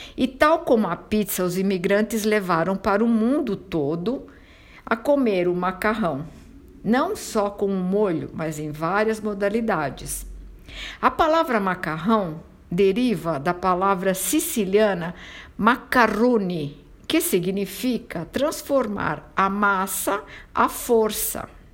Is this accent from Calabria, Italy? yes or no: yes; San Marco Argentano, Calabria, Italy; sou italiana, nasci na região da Calábria, numa pequena cidade chamada San Marco Argentano